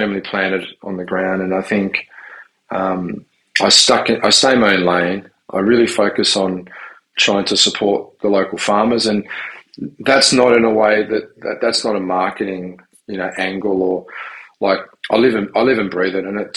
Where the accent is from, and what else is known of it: Tasmania, Australia; born or raised there; also born or lived in Southern Italy / Sydney, Australia / Melbourne, Australia